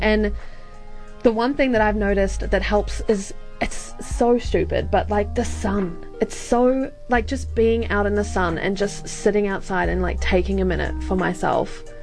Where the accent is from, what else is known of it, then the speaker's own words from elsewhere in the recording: Australia; moved away; I grew up in Australia